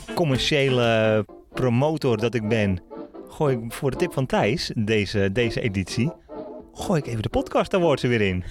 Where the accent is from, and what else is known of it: Netherlands